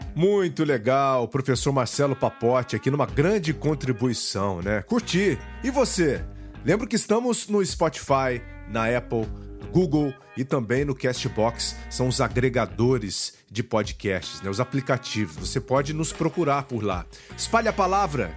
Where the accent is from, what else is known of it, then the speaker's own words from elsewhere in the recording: Brazil; essa região aqui da Serra da Mantiqueira, de onde eu vim